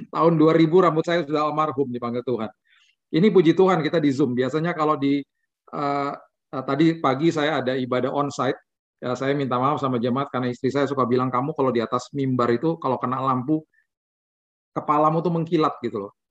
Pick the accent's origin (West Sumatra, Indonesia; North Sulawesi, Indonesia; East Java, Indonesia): North Sulawesi, Indonesia; Manado; kan orang Manado kok mukanya gelap gitu gitu ya. uh, papa saya asli Manado dari kampung Tomohon. Mama saya asli orang India.